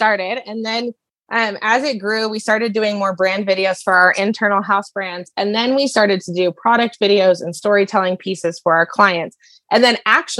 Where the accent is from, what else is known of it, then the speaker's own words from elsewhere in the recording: Denver, Colorado, United States; I grew up in Denver, no horses